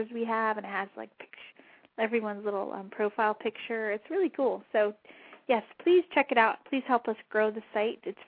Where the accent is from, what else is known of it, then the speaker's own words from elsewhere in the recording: New Mexico, United States; I'm from New Mexico